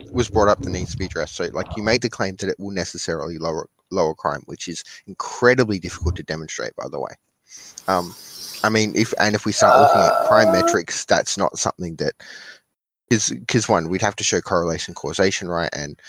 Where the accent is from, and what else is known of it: Australia